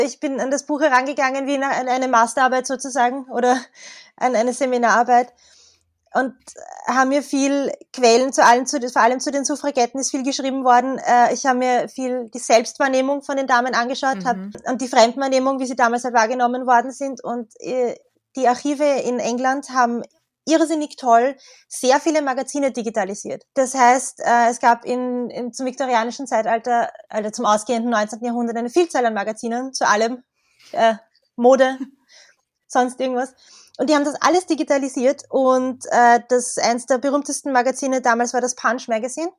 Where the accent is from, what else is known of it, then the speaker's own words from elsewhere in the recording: Tullnerfeld, Lower Austria, Austria; now in Vienna, Austria; ich bin eigentlich in Niederösterreich aufgewachsen. Im Tulnerfeld